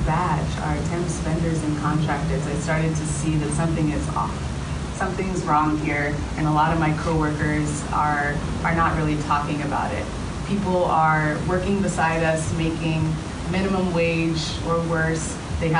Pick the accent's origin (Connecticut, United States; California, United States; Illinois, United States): California, United States; Los Angeles; I grew up in Los Angeles, attended Stanford University for college